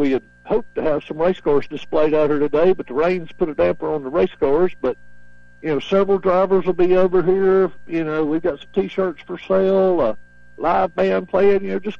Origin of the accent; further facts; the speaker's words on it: Spartanburg, South Carolina, United States; I'm proud of the fact I'm from Spartanburg, South Carolina.